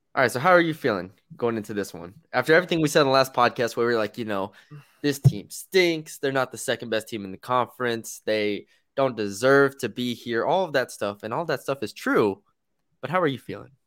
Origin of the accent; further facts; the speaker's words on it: San Antonio, Texas, United States; I'm from San Antonio.